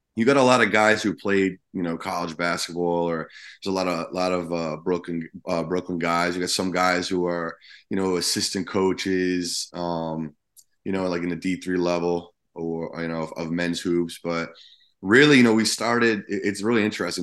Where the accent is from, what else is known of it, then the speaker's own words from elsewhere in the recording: New Jersey, United States; I grew up in Jersey